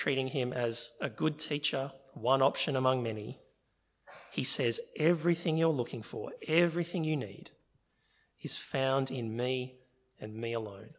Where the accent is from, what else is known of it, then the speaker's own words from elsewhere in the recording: Sydney, New South Wales, Australia; I'm from Sydney.